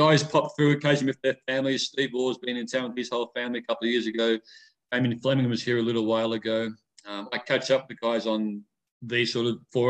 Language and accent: English; Melbourne, Victoria, Australia; moved away as an adult; now in Las Vegas, United States; people who are from Melbourne, where I actually grew up.